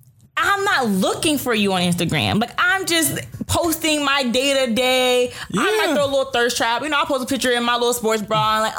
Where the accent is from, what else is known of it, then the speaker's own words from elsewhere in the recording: Athens, Georgia, United States; I grew up in Athens, Georgia